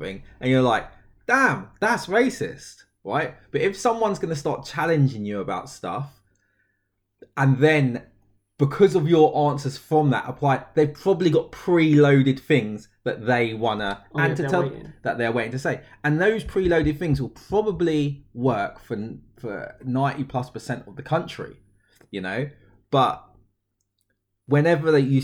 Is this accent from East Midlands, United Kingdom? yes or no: no; London, United Kingdom; I was born in London